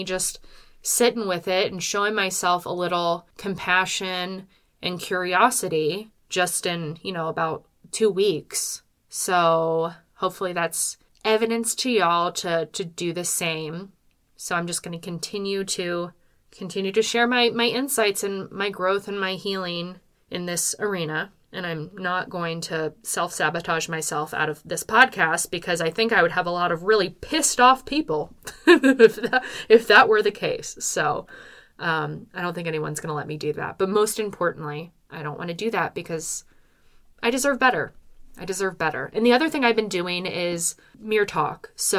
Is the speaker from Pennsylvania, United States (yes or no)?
yes; Philadelphia suburbs, Pennsylvania, United States; I'm from the Philadelphia suburbs.